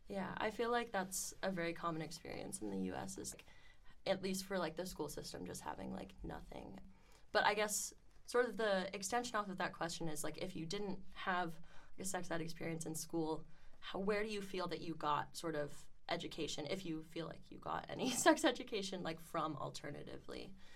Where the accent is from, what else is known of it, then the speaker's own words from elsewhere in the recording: Miami, Florida, United States; I come from Miami, Florida